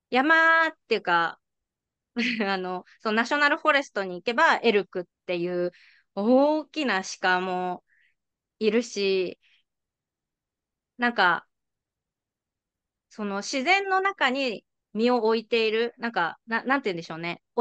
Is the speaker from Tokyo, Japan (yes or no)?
yes; Tokyo, Japan; moved away as an adult; now in Crescent City, United States; 私はその今、あ、生まれも育ちも東京なので